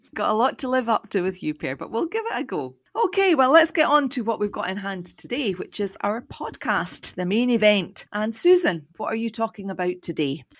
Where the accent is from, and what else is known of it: Scotland, United Kingdom